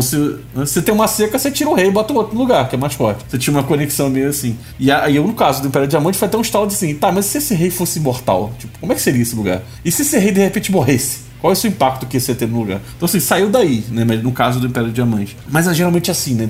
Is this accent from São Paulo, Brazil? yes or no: no; Rio de Janeiro, Brazil; aquele Rio de Janeiro antigo onde eu cresci